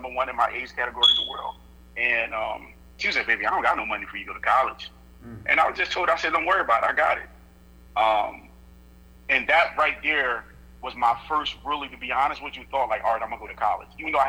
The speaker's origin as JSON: {"language": "English", "region": "Georgia", "country": "United States", "said": "The fact that I'm from Georgia, I love to cook."}